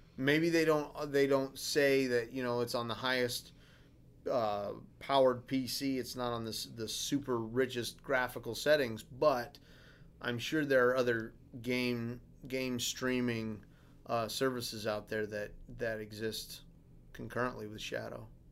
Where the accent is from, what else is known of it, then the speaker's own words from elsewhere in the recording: Alaska, United States; I'm from Alaska.